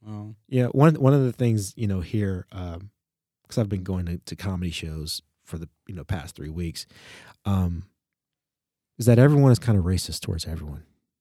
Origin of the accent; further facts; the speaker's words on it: United States; That actually sort of burst my bubble growing up in the United States about what racism is